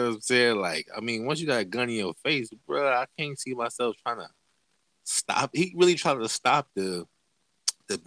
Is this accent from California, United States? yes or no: yes; Los Angeles, California, United States; I am from Los Angeles.